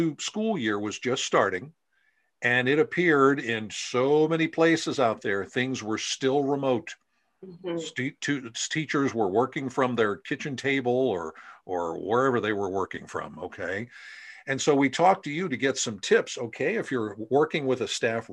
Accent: Central Pennsylvania, United States; I'm from Central Pennsylvania

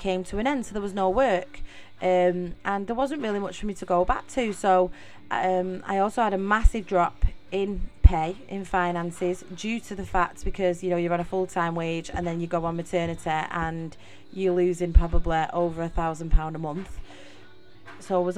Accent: Middleton, North West England, United Kingdom; accent: Mancunian; also born or lived in Salford; So if you notice in the accent, I am from Manchester. I am a true Mancunian. I was actually born and raised in Middleton, Manchester.

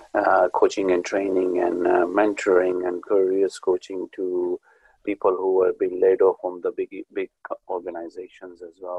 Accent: Pakistan; moved away as an adult; I came from Pakistan

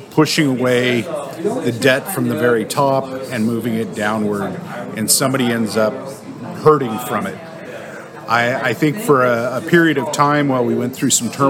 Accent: San Rafael, California, United States; Uh, San Rafael, California.

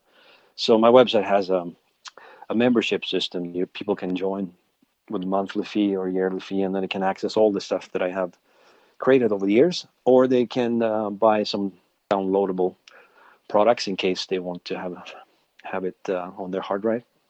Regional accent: Sweden; moved away as an adult; now in Alberta, Canada; I'm actually originally from Sweden, but I've lived in Canada for 20 years now.

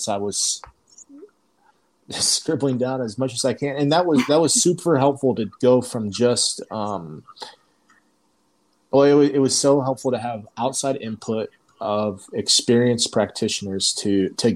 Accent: Indiana, United States; moved away as an adult; now in Slovenia; I'm from Indiana.

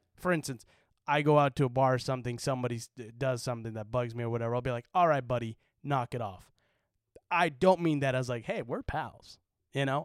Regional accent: Utah, United States; moved away as an adult; now in California, United States; I kinda wish I had a little bit more of a Utah accent

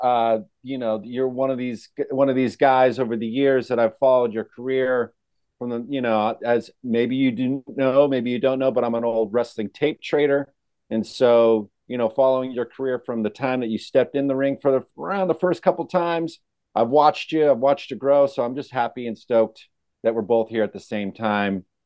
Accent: California, United States; I grew up in California

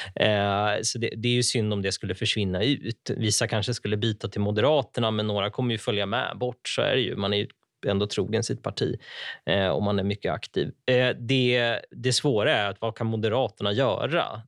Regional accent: Ockelbo, Gävleborg County, Sweden; moved away; jag växte upp i Ockelbo

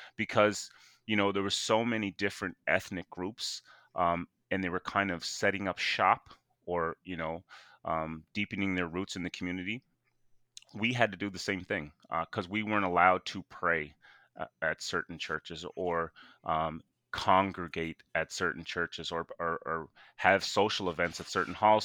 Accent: Sydney, Nova Scotia, Canada; I was born and raised in Whitney Pier

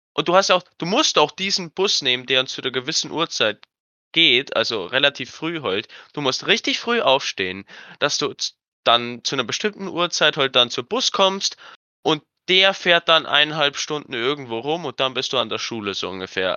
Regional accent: Cham, Bavaria, Germany; bei uns in Kam

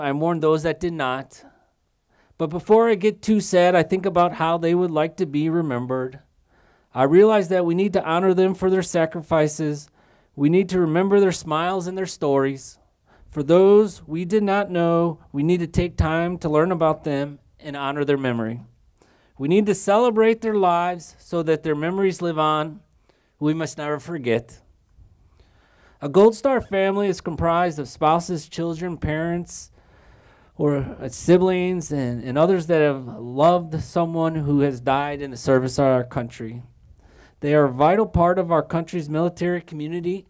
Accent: Illinois, United States; We were both from Illinois

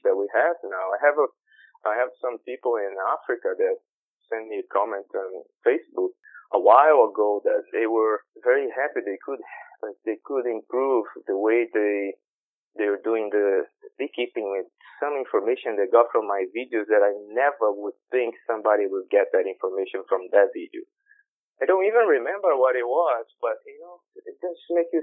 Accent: Brazil; I'm from Brazil. I'm Brazilian.

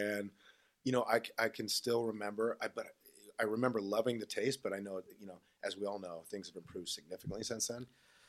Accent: Southern California, United States; moved away as an adult; also born or lived in Newport Beach; now in Texas, United States; I grew up in Southern California.

